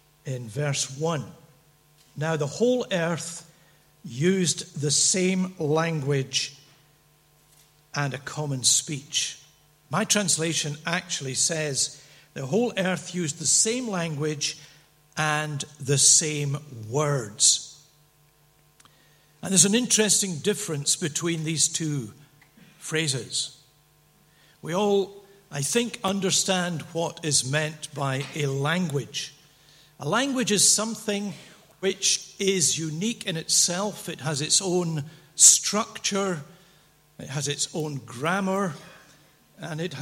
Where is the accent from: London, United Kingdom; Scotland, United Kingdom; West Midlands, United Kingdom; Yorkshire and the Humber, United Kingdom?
Scotland, United Kingdom; Dundee; I was brought up as a boy, not very far from here, across the water, 12 miles away in Dundee